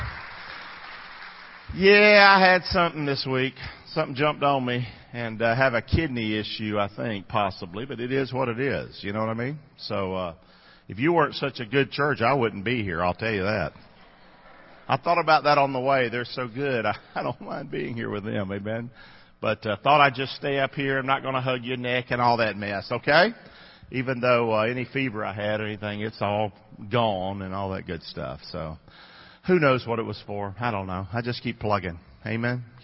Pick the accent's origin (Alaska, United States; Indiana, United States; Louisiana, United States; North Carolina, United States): North Carolina, United States; Rockingham; moved away as an adult; now in Englewood, United States; I grew up in Rockingham, North Carolina. Came here when I was about 20 years old.